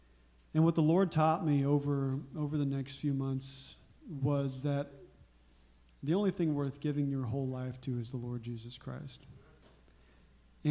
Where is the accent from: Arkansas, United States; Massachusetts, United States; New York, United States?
Arkansas, United States; But I grew up in Arkansas